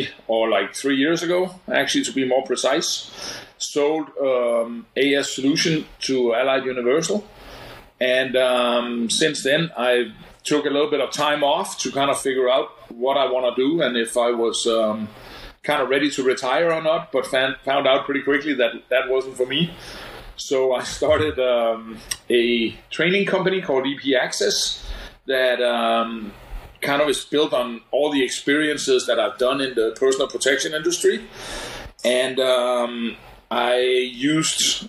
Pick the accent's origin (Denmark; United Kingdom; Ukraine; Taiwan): Denmark; moved away as an adult; now in United States; born and raised in Denmark, in Europe